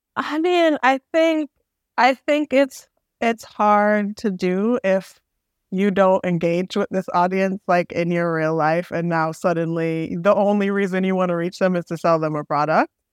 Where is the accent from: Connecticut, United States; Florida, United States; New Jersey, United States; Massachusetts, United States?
Massachusetts, United States; Boston; I'm from Boston.